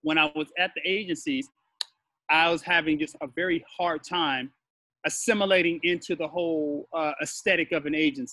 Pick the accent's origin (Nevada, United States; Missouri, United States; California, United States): California, United States; Los Angeles; also born or lived in Culver City / Altadena / Pasadena; I was born in Culver City, raised in Los Angeles and Altadena and Pasadena